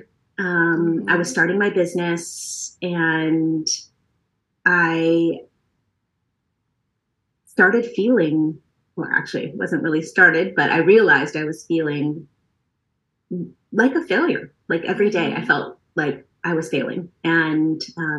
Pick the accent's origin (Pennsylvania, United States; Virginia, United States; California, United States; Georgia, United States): California, United States; San Francisco Bay Area; moved away as an adult; also born or lived in Oregon / New York City; I grew up here in the San Francisco Bay Area